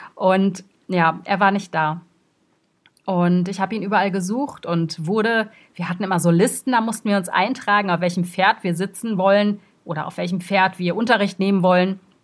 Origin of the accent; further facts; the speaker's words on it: Brussels, Brussels-Capital Region, Belgium; Ich bin in Brüssel zur Schule gegangen, ich bin dort groß geworden